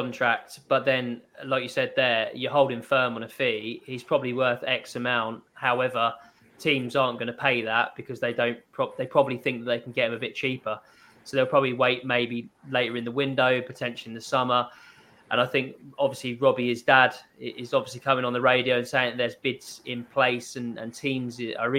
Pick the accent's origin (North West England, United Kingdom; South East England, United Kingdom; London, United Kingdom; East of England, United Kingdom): East of England, United Kingdom; Cambridge; I'm from Cambridge